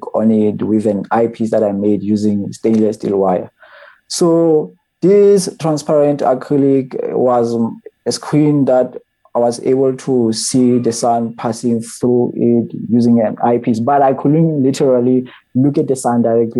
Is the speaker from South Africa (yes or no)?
yes; Botshabelo, Free State, South Africa; I'm from Botshabelo